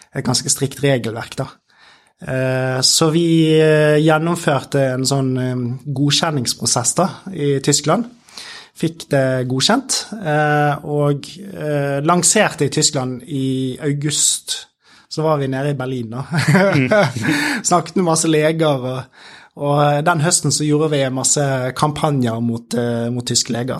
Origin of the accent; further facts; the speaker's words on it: Bergen, Vestland, Norway; i Bergen, min hjemby